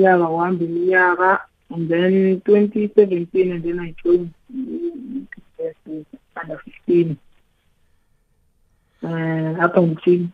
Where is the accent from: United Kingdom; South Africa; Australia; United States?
South Africa; I'm from Takane.